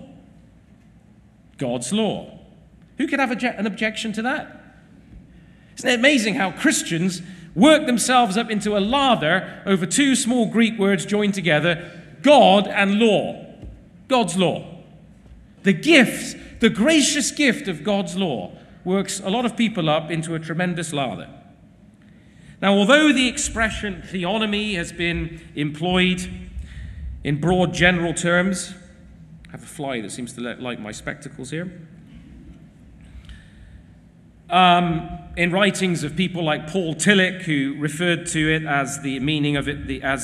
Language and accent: English; England, United Kingdom